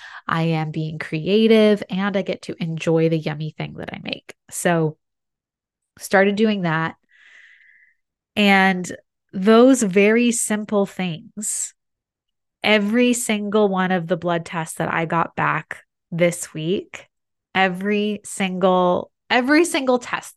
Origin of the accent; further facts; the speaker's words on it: San Diego, California, United States; all of my doctors are in my hometown of San Diego.